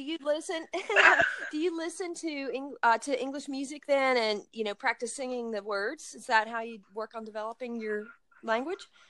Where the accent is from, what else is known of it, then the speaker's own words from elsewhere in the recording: United States; i grew up in uh, very rural area in the mountains of uh, the United States, of the Blue Ridge Mountains.